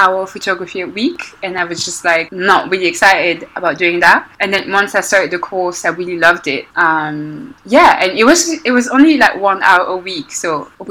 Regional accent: Belgium; moved away as an adult; also born or lived in Congo; now in London, United Kingdom; I grew up in Belgium

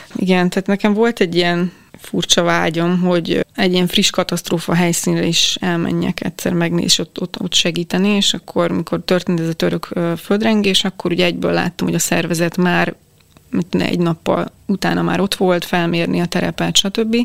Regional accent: Hungary; én Magyarisztánból vagyok

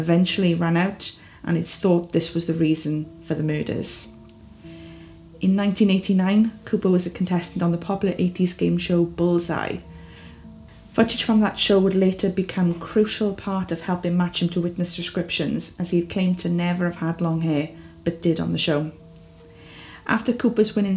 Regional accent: Wales, United Kingdom; As you can probably tell from my accent, I am from the beautiful country of Wales in the United Kingdom

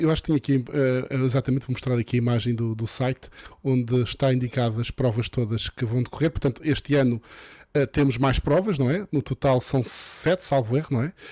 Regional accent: Madeira, Portugal; eu sou madeirense, gosto sempre de ver a Madeira incluída

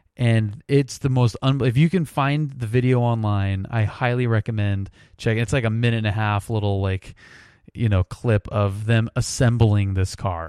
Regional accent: United States; being an American

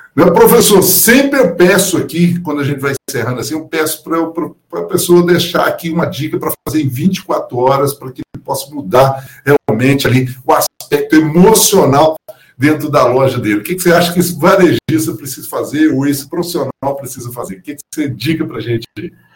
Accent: Minas Gerais, Brazil; accent: mineiro; aqui do Em Minas Gerais, nós falávamos assim, "Uai, o negócio, o trem é bom demais."

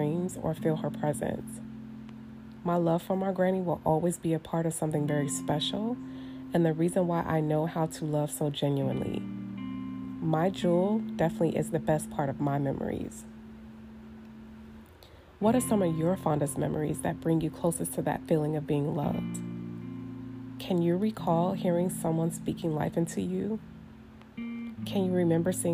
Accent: Northern California, United States; also born or lived in Oklahoma City, Oklahoma; I am a true Cali girl at heart, as I was raised in Northern California

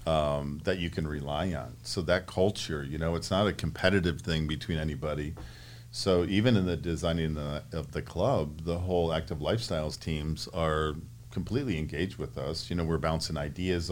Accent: Great Lakes, United States; now in Arizona, United States; growing up on the Great Lakes, I was small, sailed on a little swordfish, sunfish, and then moved up to Hobie Cat, 17, snipes, sailed on Lake Michigan, and then came to Arizona

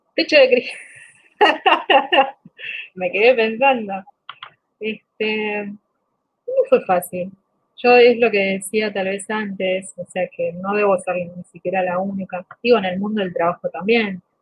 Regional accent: Bolivia; now in Argentina; somos Bolivia, de 10 millones, 4 o 5 millones estamos fuera

